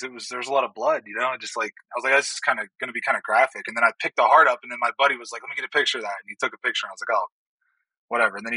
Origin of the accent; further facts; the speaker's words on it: Ohio, United States; Like I come from Ohio, where if you have one acre and there's a whitetail that comes across your property, you can you know you can hunt it.